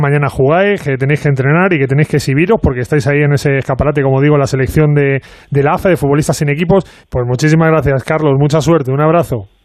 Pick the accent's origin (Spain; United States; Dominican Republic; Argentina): Spain; somos los españoles